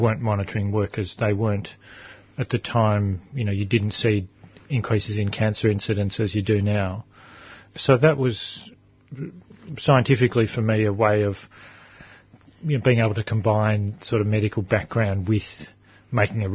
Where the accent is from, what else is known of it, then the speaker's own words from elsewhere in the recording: Adelaide, South Australia, Australia; I was born in Adelaide